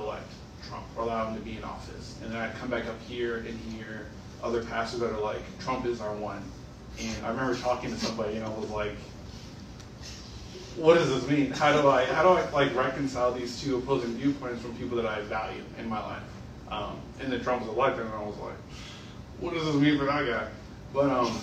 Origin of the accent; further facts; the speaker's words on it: Charleston, South Carolina, United States; I'm from Charleston, so I think it was like my senior year in high school when the Emmanuel 9 happened.